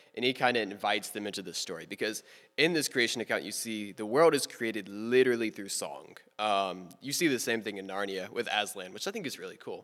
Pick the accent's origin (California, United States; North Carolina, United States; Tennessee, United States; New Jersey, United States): Tennessee, United States; Memphis; I was born October sixteenth, two thousand two, to two parents in a hospital in Memphis, Tennessee